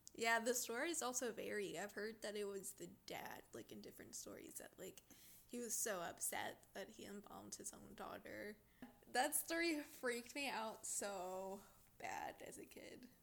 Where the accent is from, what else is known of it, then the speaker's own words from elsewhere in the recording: Mexico; moved away; it's actually from my hometown